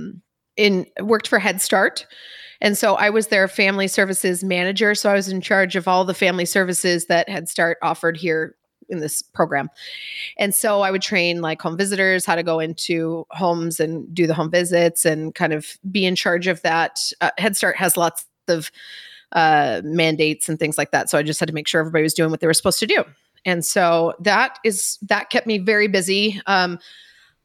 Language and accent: English; Eastern Washington, United States; I'm from Washington, they're like, oh, beautiful green trees and a lot of rain. No, I am Eastern Washington, wine country, desert.